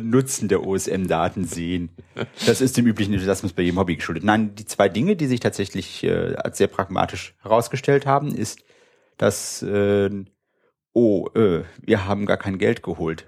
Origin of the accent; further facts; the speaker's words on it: Wuppertal, North Rhine-Westphalia, Germany; also born or lived in Münster; ich komme aus Wuppertal, habe dort auch studiert